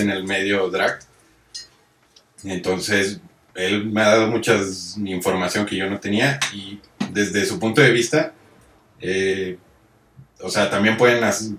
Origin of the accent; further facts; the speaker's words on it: Monterrey, Nuevo León, Mexico; yo vengo de Monterrey